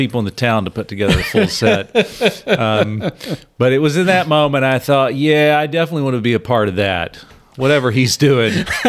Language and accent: English; Virginia, United States; also born or lived in Georgia; I grew up in Virginia and Georgia.